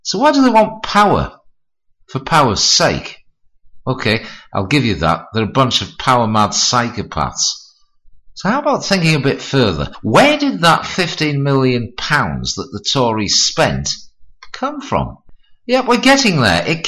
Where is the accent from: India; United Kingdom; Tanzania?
United Kingdom; Hartlepool, North East England; his arrival in my hometown